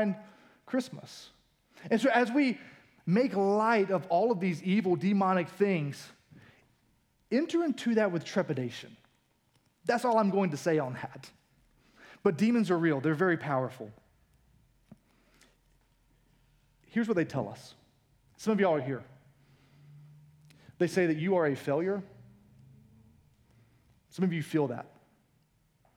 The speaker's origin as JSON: {"language": "English", "country": "United States", "said": "we as an American culture"}